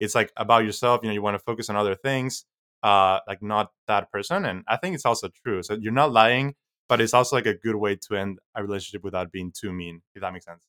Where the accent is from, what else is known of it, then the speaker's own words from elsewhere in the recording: Mexico; now in United States; I'm from Mexico